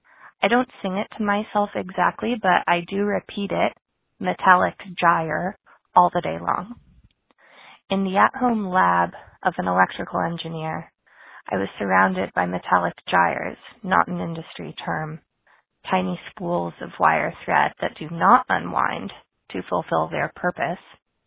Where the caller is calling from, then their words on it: Santa Barbara, California, United States; I'm calling from Santa Barbara, California